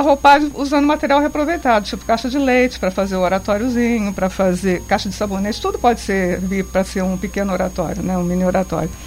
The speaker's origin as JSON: {"language": "Portuguese", "town": "Angra dos Reis", "region": "Rio de Janeiro", "country": "Brazil", "tie": "born or raised there", "said": "Eu nasci em Angra"}